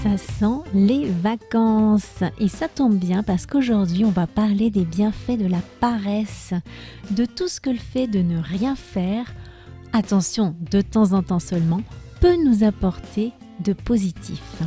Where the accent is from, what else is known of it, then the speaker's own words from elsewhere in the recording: France; je suis française